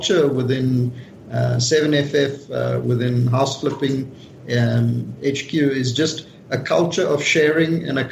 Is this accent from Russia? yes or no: no; Johannesburg, Gauteng, South Africa; we're not just from Johannesburg, South Africa, you know, doing business in the US. We're actually running a flipping business in Johannesburg, in South Africa.